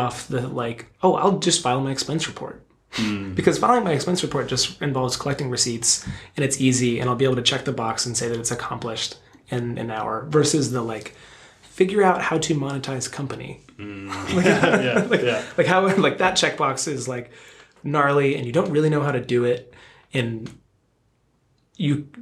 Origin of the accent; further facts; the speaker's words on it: outside of Philadelphia, Pennsylvania, United States; now in West Coast, United States; I grew up outside of Philadelphia